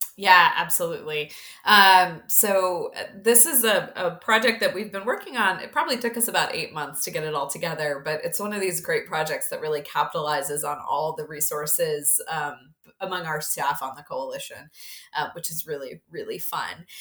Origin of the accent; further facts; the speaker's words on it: Mississippi, United States; I grew up in Mississippi